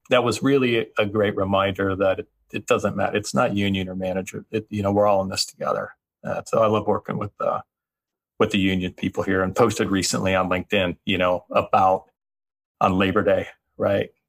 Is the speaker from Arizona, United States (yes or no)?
no; California, United States; moved away; also born or lived in Texas; so I grew up in the San Fernando Valley down south in, in Southern California, uh, primarily because of an earthquake. We left the state, and I found myself uh, spending a good deal of time in Texas, growing up in Texas.